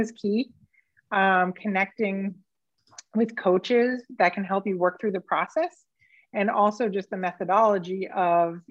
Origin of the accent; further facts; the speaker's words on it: Las Vegas, Nevada, United States; I was from Manch, Vegas